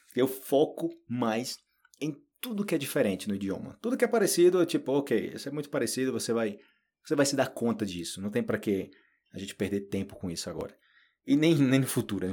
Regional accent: Paraíba, Brazil; first language Portuguese; eu sou da Paraíba, eu sou do Nordeste do Brasil

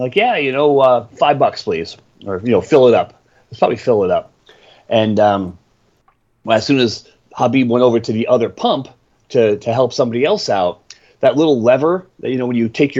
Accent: New Jersey, United States; moved away; growing up in New Jersey

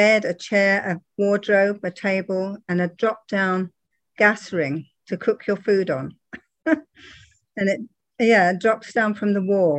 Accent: Twickenham, London, United Kingdom; moved away as an adult; now in Texas, United States; I was born in Twickenham, which is part of London now.

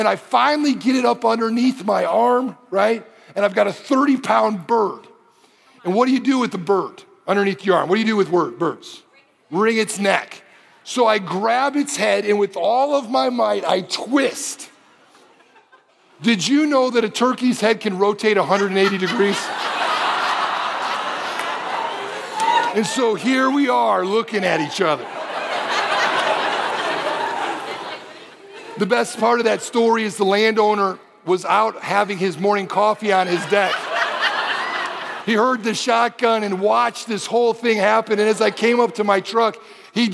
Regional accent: Detroit, Michigan, United States; moved away as an adult; also born or lived in Springfield, Missouri; I grew up in Detroit

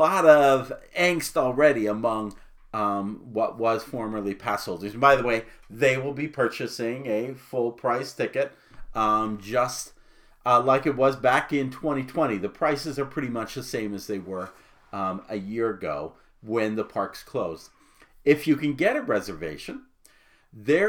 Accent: Arizona, United States; I grew up in Arizona

